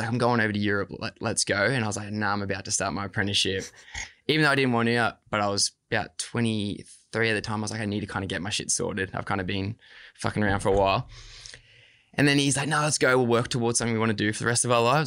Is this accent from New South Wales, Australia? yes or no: yes; Gerringong, New South Wales, Australia; I was from Jerringong